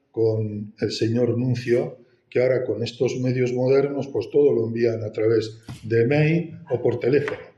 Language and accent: Spanish; Castile and León, Spain; now in Pamplona, Spain; Palencia mi tierra de Castilla